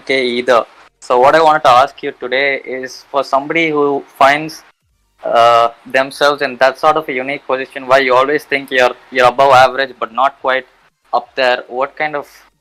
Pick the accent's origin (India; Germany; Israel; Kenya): India; I'm actually from India myself